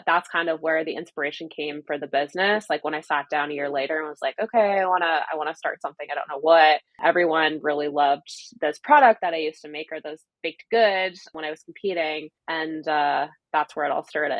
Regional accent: Canada; being a Canadian

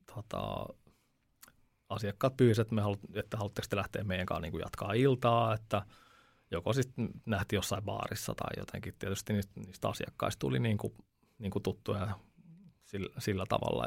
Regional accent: Veikkola, Uusimaa, Finland; also born or lived in Upinniemi; Mä oon Veikkolasta

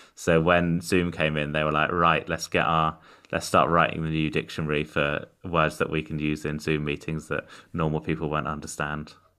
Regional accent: United Kingdom; I'm an autistic comedian from the U K.

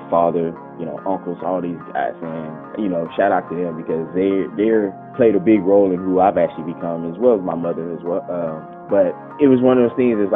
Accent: Beaumont, Texas, United States; now in Dallas, United States; Uh Beaumont, Texas.

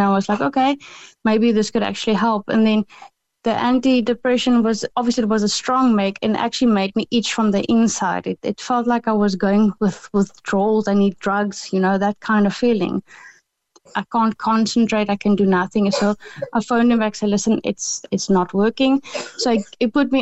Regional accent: South Africa; moved away; we call it the loop in South Africa

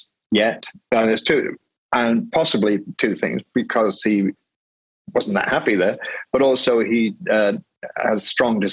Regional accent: Wales, United Kingdom; I grew up in the Presbyterian church in Wales

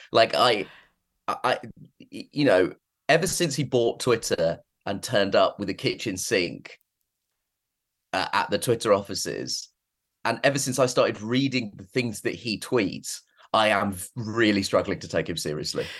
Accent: United Kingdom; I am British and was born in Britain

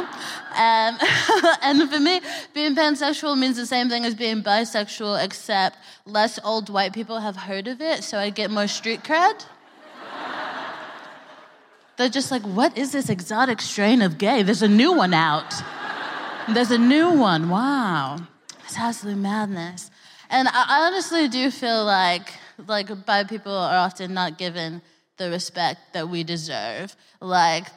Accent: Texas, United States; now in United Kingdom; I'm from Texas, which is a piece of shit.

